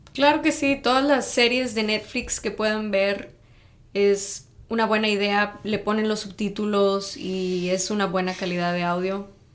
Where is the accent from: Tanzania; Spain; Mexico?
Mexico; Tamaulipas; Yo soy también del norte, pero soy de Tamaulipas